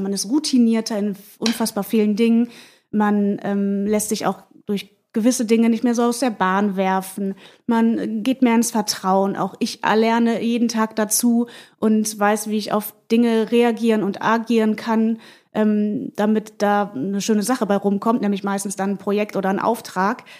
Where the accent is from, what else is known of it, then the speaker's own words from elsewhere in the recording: Mönchengladbach, North Rhine-Westphalia, Germany; moved away as an adult; now in Hamburg, Germany; bin aus der Provinz äh, in Mönchengladbach aufgewachsen